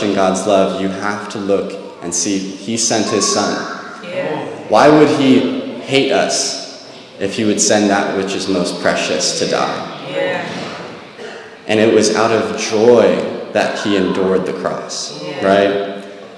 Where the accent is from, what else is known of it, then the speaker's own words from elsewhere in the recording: Monterey, California, United States; I grew up in Monterey, and so I worked at the aquarium